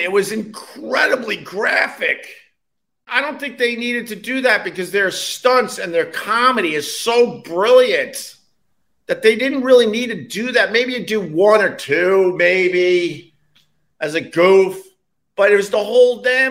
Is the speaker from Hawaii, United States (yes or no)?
no; Long Island, New York, United States; I'm from Long Island originally, and we came into the city